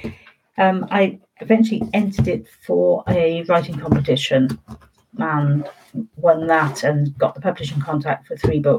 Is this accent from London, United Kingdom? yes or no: no; Wales, United Kingdom; I wasn't thinking about myself being Welsh at all in those books, to be honest.